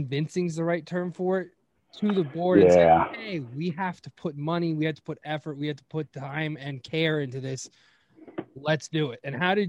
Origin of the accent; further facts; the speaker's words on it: Manassas, Virginia, United States; my hometown, it's GMBL, Great Manassas Baseball League.